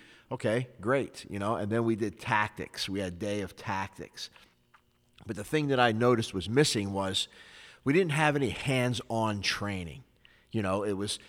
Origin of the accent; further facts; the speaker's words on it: Philadelphia, Pennsylvania, United States; I got involved in some street fights growing up in Philly